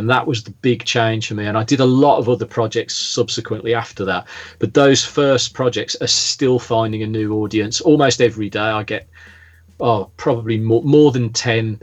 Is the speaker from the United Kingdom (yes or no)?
yes; the Midlands, England, United Kingdom; moved away as an adult; also born or lived in Staffordshire; now in Lyme Regis, United Kingdom; I am originally from the Midlands, as if you couldn't tell